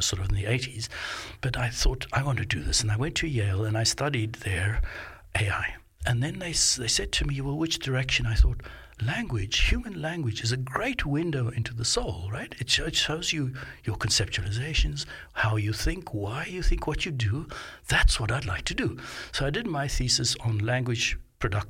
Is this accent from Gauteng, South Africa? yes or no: yes; Johannesburg, Gauteng, South Africa; now in Melbourne, Australia; I grew up in Johannesburg